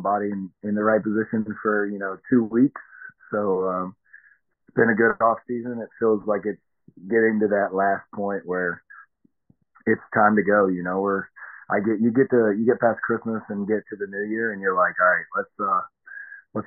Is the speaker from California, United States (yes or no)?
no; Tennessee, United States; I'm from Tennessee